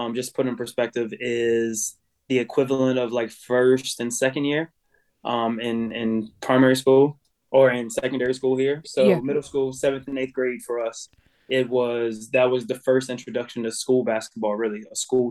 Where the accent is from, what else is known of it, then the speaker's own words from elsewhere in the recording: United States; moved away as an adult; now in Ireland; I am an American